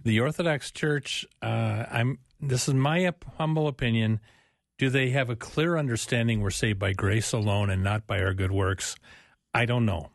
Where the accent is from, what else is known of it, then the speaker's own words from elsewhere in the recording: Omaha, Nebraska, United States; now in Minneapolis, United States; I grew up in Omaha, Nebraska, and here I am up in Minneapolis